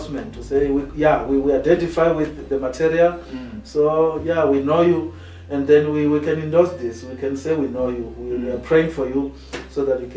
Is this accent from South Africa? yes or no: yes; Venda, Limpopo, South Africa; We come from Venda, all of us.